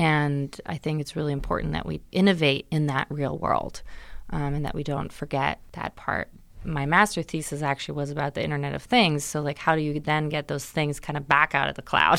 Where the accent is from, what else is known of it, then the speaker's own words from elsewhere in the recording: Germany; moved away; I grew up in Germany, but my dad's American, so I would come to the States every summer